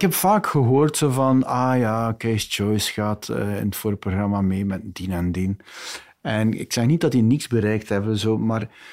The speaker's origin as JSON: {"language": "Dutch", "region": "West Flanders", "country": "Belgium", "said": "ik ben een West-Vlaming"}